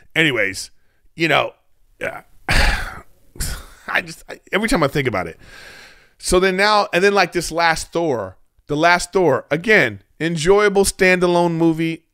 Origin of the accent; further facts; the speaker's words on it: United States; we as American people